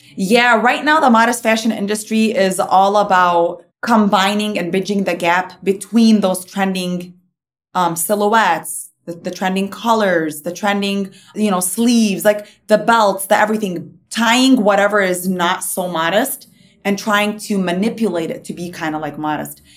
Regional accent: Dearborn, Michigan, United States; Dearborn's where I kind of grew up

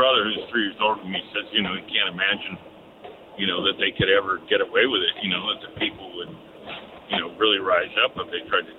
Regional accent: Los Angeles, California, United States; I was born in L.A. You know, I like to tell people I was born in 1959 in the United States of America.

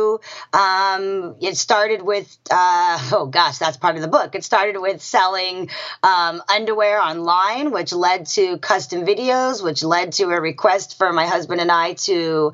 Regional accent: California, United States; also born or lived in Johannesburg, South Africa; Born in South Africa, raised in California

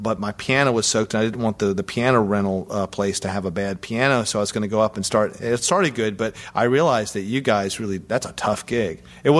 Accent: Southern United States, United States; You know, and I guess that's just cultural. I'm from the South.

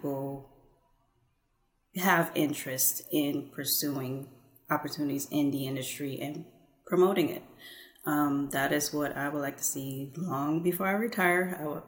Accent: Houston, Texas, United States; moved away as an adult; also born or lived in California; Houston is my home city

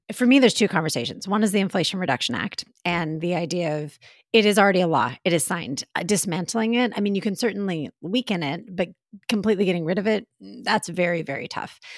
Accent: Texas, United States; now in New York, United States; I'm still in Texas, uh, you know, so it's nice to be back in my home state for a bit

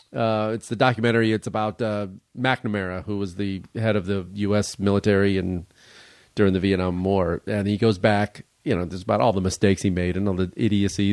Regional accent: Chicago, Illinois, United States; my hometown of Chicago

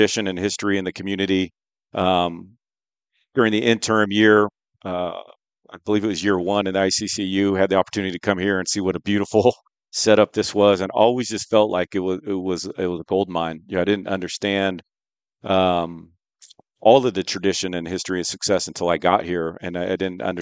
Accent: Sacramento, California, United States; moved away as an adult; also born or lived in Bay Area, California / Davis, California; now in Moscow, Idaho, United States; Entire life in Northern California. Born and raised in Sacramento

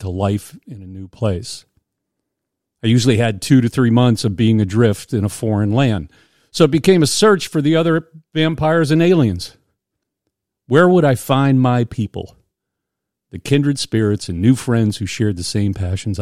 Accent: Indiana, Pennsylvania, United States; I grew up in Indiana, Pennsylvania, hometown of the great actor Jimmy Stewart

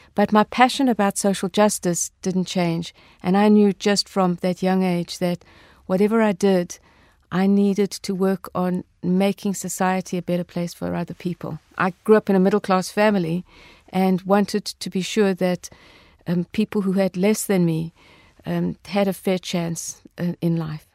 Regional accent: South Africa; growing up in South Africa, um, during apartheid

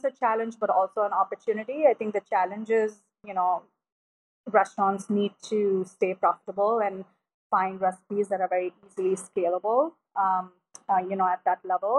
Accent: India; moved away; my friends who I grew up with in India

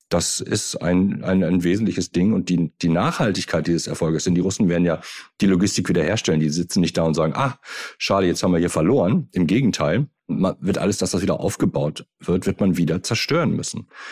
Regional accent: Germany; sind wir als Deutsche

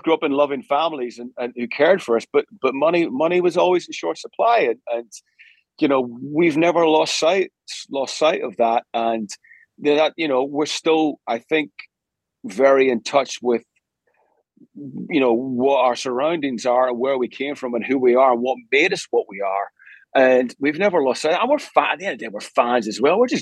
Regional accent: Belfast, Northern Ireland, United Kingdom; moved away; also born or lived in Glasgow; I grew up in Northern Ireland.

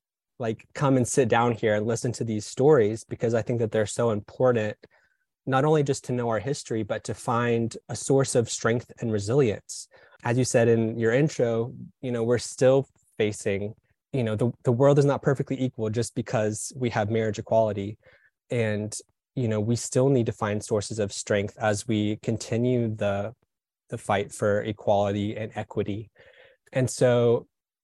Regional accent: Birmingham, Alabama, United States; now in Atlanta, United States; I grew up in Birmingham, Alabama

